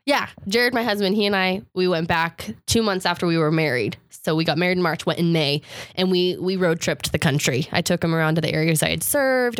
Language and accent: English; Gilbert, Arizona, United States; I was from Gilbert